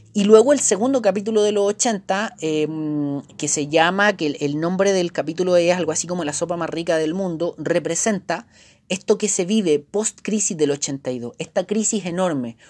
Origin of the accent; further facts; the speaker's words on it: Chile; somos chilenos, porque estamos acá, porque es nuestro país